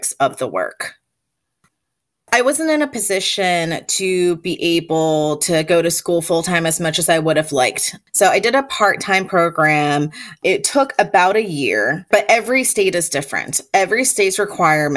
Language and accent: English; Chapel Hill, North Carolina, United States; I grew up in Chapel Hill, North Carolina